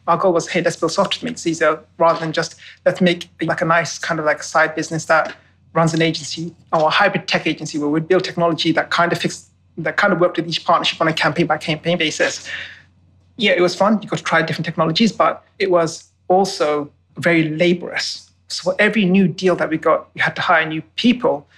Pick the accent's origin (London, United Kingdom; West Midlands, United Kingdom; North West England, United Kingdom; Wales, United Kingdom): London, United Kingdom; moved away; I was born and bred in London.